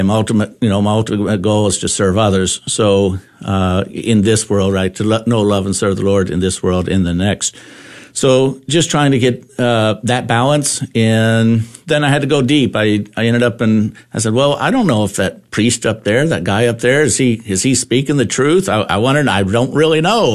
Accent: Lindsay, Texas, United States; my hometown in Lindsay, Texas

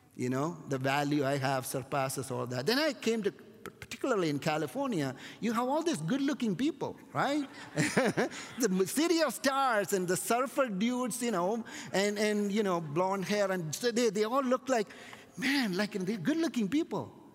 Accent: India; my hometown, there is a Jewish community that were there and they're still there to an extent right from the time of King Solomon in India

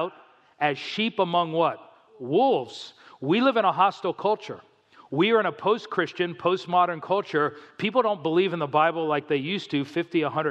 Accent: South Florida, United States; moved away; also born or lived in New Jersey; I grew up in South Florida

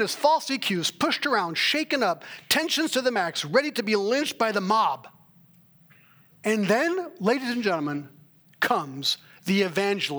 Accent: Switzerland; moved away; I was raised in Switzerland

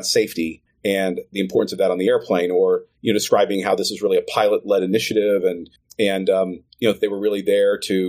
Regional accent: Tulsa, Oklahoma, United States; moved away; I'm from Tulsa

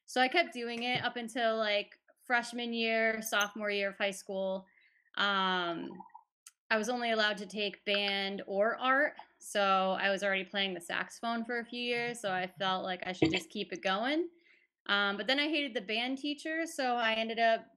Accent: Farmington, Connecticut, United States; I grew up in Farmington, Connecticut.

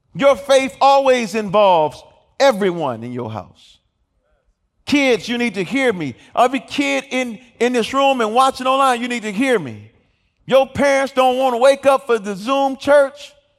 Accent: Detroit, Michigan, United States; I'm from Detroit, Michigan

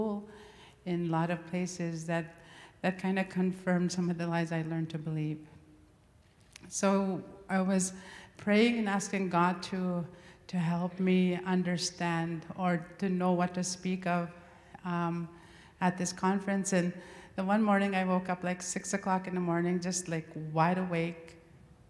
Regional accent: Gift Lake, Alberta, Canada; I come from Gift Lake, Alberta

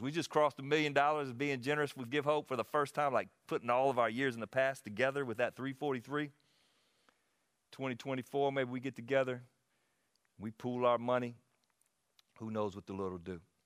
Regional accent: Anderson, United States; I'm from Anderson.

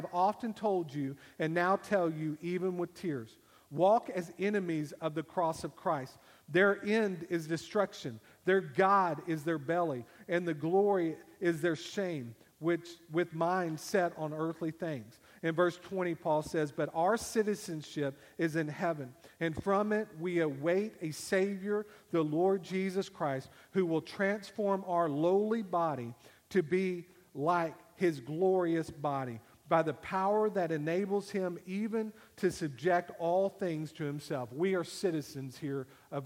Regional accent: United States; I am a citizen of the United States of America

